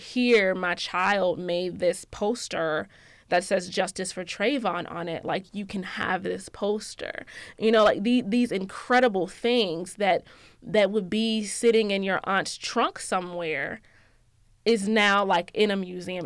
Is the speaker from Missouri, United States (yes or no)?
no; Georgia, United States; I'm from Georgia, um, and everything that comes with that, yes, I'm from Georgia